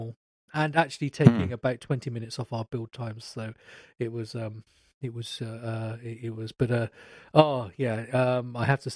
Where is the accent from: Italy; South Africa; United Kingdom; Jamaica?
United Kingdom; I'm British